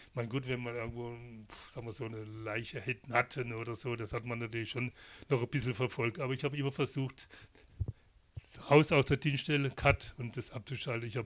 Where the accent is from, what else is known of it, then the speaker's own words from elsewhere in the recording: Baden-Württemberg, Germany; Ist auch meine Heimat, die Badischen